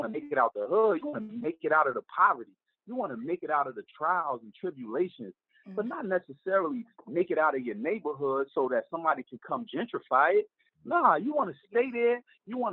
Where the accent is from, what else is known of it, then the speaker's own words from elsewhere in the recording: Newark, New Jersey, United States; we're prideful dudes when it comes to Newark, New Jersey, Brick City guys, man.